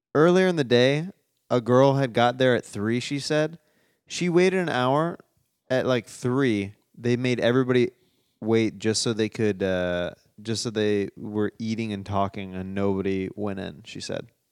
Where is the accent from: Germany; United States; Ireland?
United States; Kansas City, Missouri; I'm from Kansas City